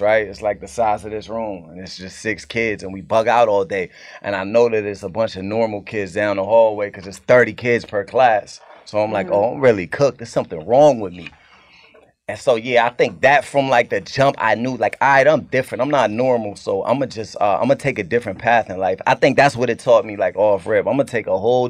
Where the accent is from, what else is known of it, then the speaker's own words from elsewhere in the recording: Cambridge, Massachusetts, United States; I'm from Cambridge